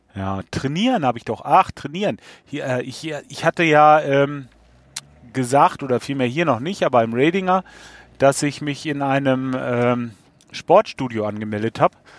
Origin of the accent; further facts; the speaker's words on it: Lippe, North Rhine-Westphalia, Germany; accent: Lippe slang; In aller Uchte, sagen wir hier, bei uns in Lippe, von wegen, wir haben auch ein bisschen, ähm, ein bisschen Slang